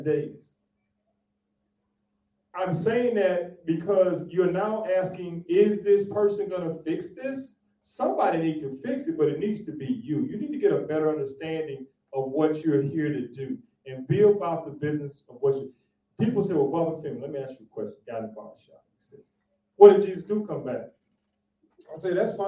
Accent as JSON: {"language": "English", "region": "Texas", "country": "United States", "said": "I'm from Texas"}